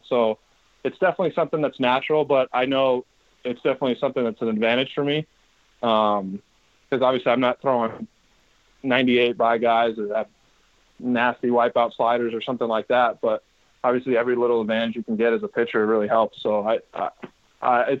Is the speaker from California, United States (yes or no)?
yes; Bay Area, California, United States; Growing up in the Bay Area, obviously, as a Giants fan